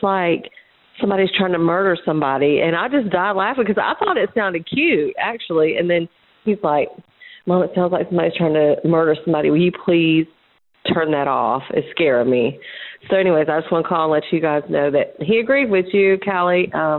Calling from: Lithia Springs, Georgia, United States; I'm calling from Lithia Springs

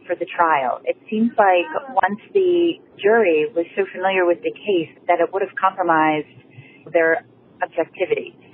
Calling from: Fairfield, Connecticut, United States; I'm calling from Fairfield, Connecticut

